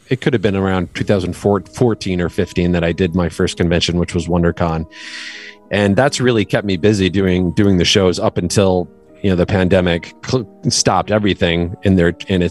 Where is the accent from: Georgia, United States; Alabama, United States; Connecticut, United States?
Connecticut, United States; moved away as an adult; also born or lived in New York / Maine; now in Los Angeles, United States; I am originally grew up mostly in Connecticut, but I was born in New York, and then we moved to Connecticut when I was still pretty young.